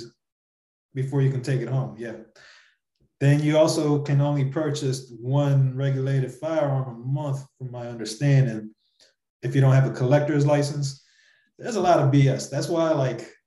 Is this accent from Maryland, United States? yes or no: yes; Maryland, United States; moved away; growing up in Maryland